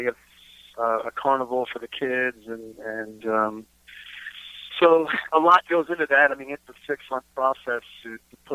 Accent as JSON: {"language": "English", "region": "Texas", "country": "United States", "said": "we are from Texas"}